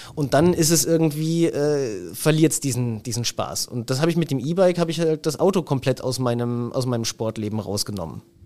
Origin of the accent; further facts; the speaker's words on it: Germany; also born or lived in Innsbruck, Austria; now in Liguria, Italy; für mich als Deutscher